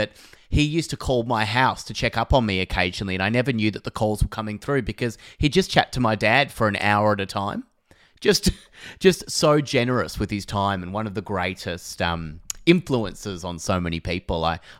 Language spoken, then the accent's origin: English; Phillip Island, Victoria, Australia; I grew up on Phillip Island